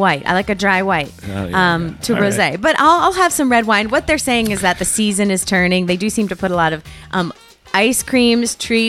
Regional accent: Connecticut, United States; now in Los Angeles, United States; growing up in Connecticut

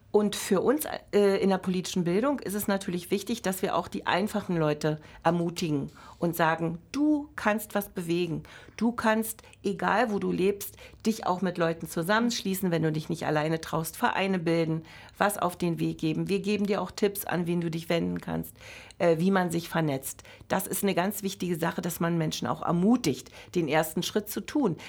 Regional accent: Berlin, Germany; also born or lived in Brandenburg; ich bin äh, zum Beispiel von Herzen eine Berlinerin, deren Familie immer zwischen Altmark und Neumark gelebt hat, die letzten 200 Jahre.

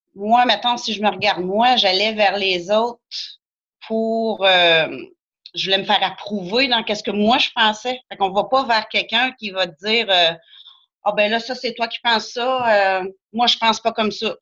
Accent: Saint-Gédéon-de-Beauce, Quebec, Canada; J'ai de la Beauce. Je suis à Saint-Gédéon.

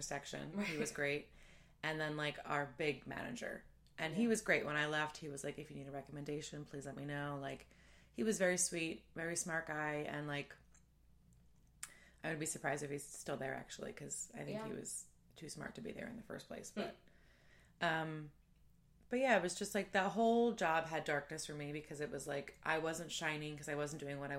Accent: New Jersey, United States; I'm from New Jersey.

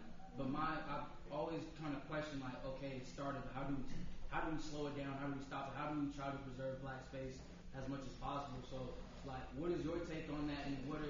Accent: Carson, California, United States; now in Inglewood, United States; I live in Inglewood as of right now, and I see the effects of gentrification every day. It's also affected Crenshaw. I'm from Carson, and Carson's been gone to white people for a minute.

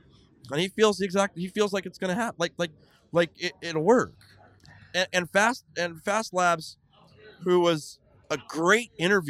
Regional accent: California, United States; love California. It's my home state.

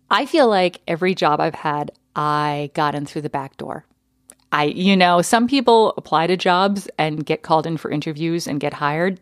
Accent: Connecticut, United States; also born or lived in Texas; now in Minnesota, United States; we moved to Connecticut, where I lived from the time I was four

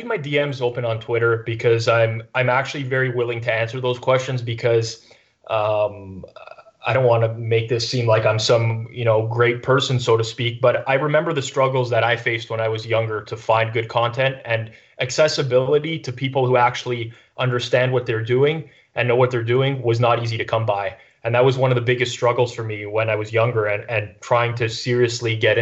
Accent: Canada; I'm Canadian

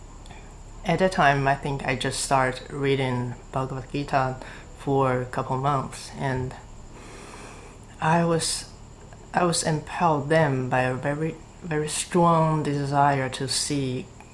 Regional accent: China; I'm from China

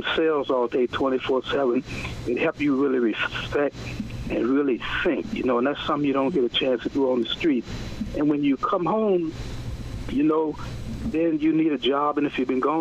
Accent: New York City, New York, United States; I'm from Queens

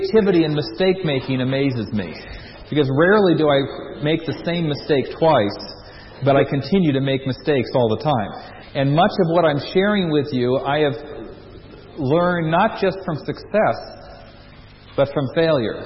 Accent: United States; As an American

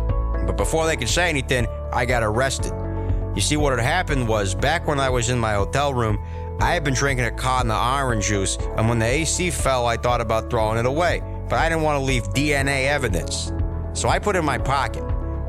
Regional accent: Woonsocket, Rhode Island, United States; I'm from Woonsocket, Rhode Island.

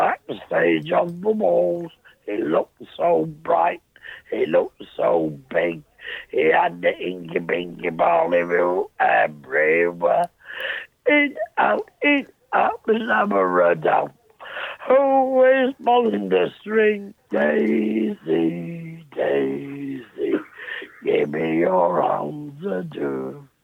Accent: London, United Kingdom; Because I'm a Londoner.

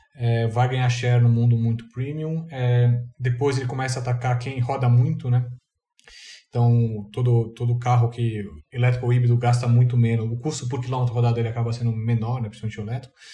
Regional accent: Brazil; eu sou brasileiro

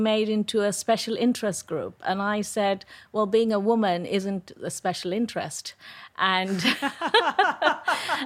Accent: India; moved away as an adult; also born or lived in Delhi; now in United Kingdom; I was born and brought up in India

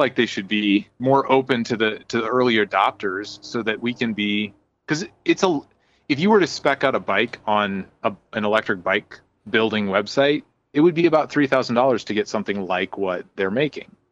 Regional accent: Indiana, United States; I'm from Indiana

